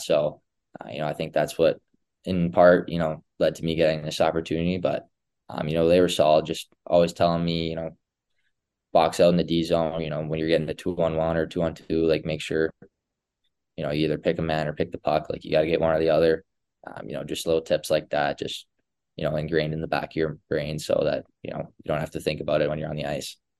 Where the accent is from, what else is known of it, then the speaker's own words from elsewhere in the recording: Edmonton, Alberta, Canada; all of us just growing up around Edmonton